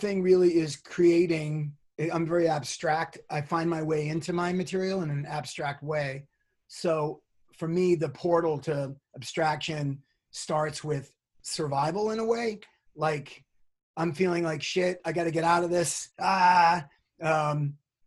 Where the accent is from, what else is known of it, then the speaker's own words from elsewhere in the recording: Boston, Massachusetts, United States; also born or lived in New York; now in California, United States; I'm from Boston. I spent a long time in New York